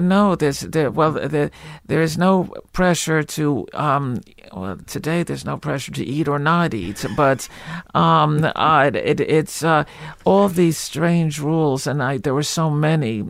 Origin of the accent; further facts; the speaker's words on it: Livingston, New Jersey, United States; accent: Jewish; also born or lived in Newark; I was born in Newark, but I, I grew up in, in, in, uh, lily white Livingston